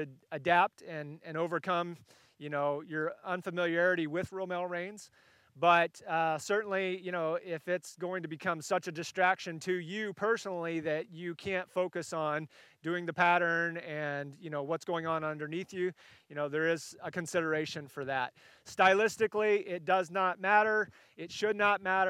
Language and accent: English; California, United States; moved away; I'm a West Coast guy originally. I grew up in California